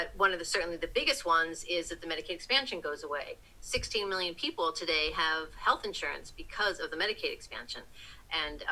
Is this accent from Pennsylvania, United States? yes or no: yes; Philadelphia suburbs, Pennsylvania, United States; moved away as an adult; also born or lived in New Jersey; now in Washington, United States; I grew up in the Philadelphia suburbs